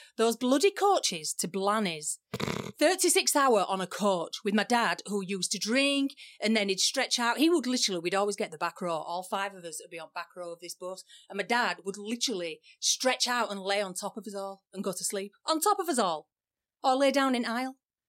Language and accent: English; England, United Kingdom; moved away as an adult; now in United States